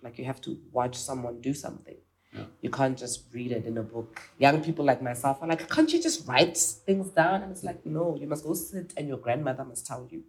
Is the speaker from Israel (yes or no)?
no; South Africa; I'm South African